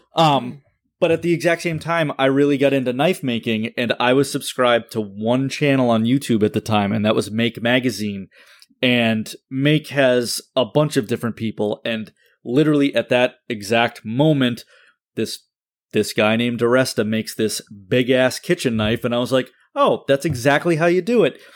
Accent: Wakefield, Massachusetts, United States; moved away as an adult; also born or lived in Peabody, Massachusetts; we were moving from my hometown of Wakefield

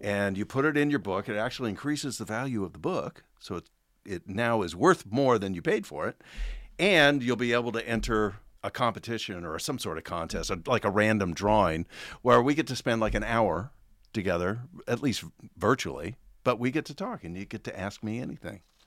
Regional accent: Oregon, United States; I grew up in Oregon

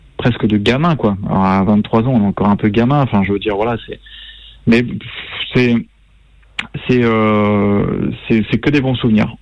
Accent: Brittany, France; moved away; je suis breton

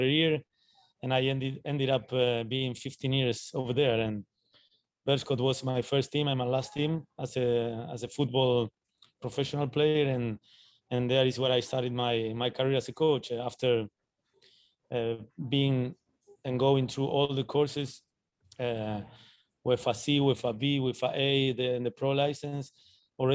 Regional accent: Argentina; moved away as an adult; also born or lived in Belgium

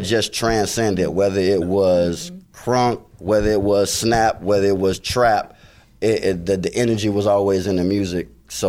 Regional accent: Chicago, Illinois, United States; now in Atlanta, United States; I'm originally from the west side of Chicago, born and raised in Cook County, 708, Illinois. But I've been down in Atlanta, Georgia, since April 16th, 1999.

